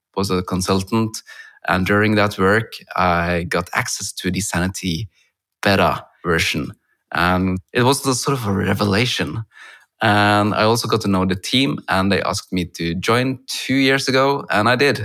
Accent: Norway; I'm from Norway, where I'm now talking to you over Zoom

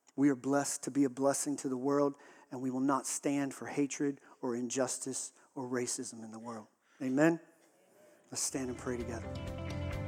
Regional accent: Texas, United States; I grew up in Texas

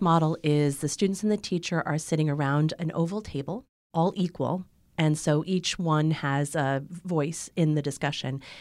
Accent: Ann Arbor, Michigan, United States; I was born in Ann Arbor in the middle of a snowstorm.

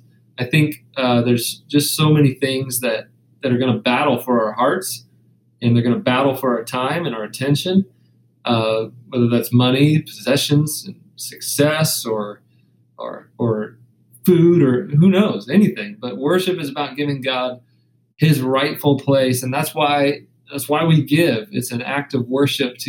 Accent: the South, United States; I come from the South

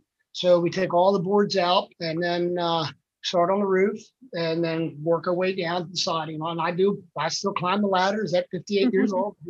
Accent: Texas, United States; also born or lived in Pennsylvania; Well, I was born in Pennsylvania. I was 3 months old. My family moved to Texas to be missionaries to Mexico.

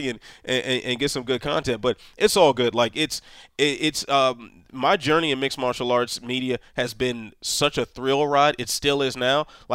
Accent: Prince George's County, Maryland, United States; we are from the same place. Also a native of Prince George's County, Maryland.

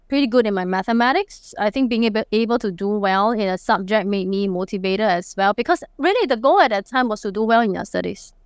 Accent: Singapore; accent: Singlish; I'm a true blue Singaporean

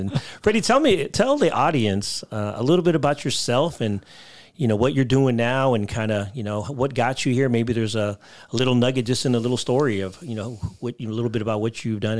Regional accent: Philippines; Wow. I'm Filipino. I don't even know how to communicate with you.

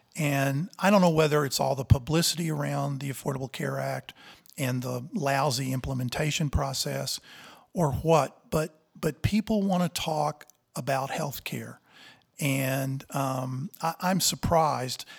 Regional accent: Texas, United States; moved away as an adult; also born or lived in Nebraska / Houston, Texas; now in Montana, United States; born in Nebraska and grew up in Texas.

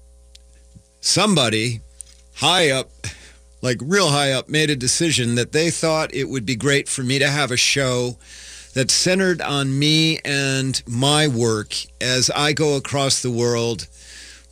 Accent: Iowa, United States; also born or lived in Cedar Rapids; I grew up in Iowa, married my high school sweetheart

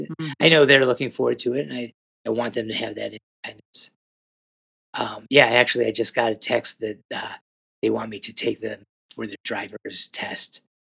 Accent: Cleveland, Ohio, United States; moved away as an adult; also born or lived in Boulder, Colorado; I was born and grew up in Cleveland, Ohio, and moved to Boulder, Colorado when I was 22, 23, something like

